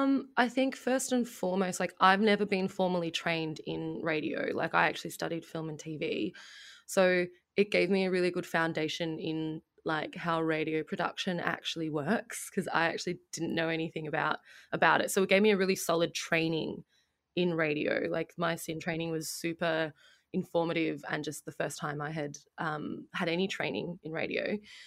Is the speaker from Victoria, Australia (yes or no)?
yes; Melbourne, Victoria, Australia; I grew up in Melbourne